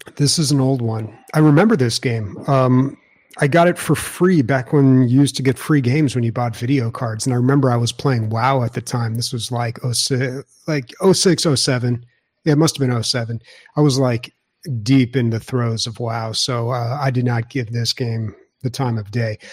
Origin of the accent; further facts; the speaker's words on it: San Diego, California, United States; when you come from the best state and the best city in the U S